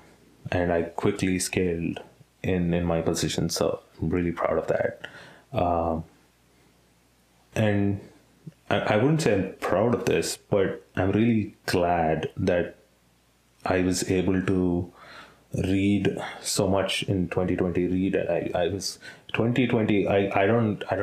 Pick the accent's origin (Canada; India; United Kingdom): India; I'm born in India.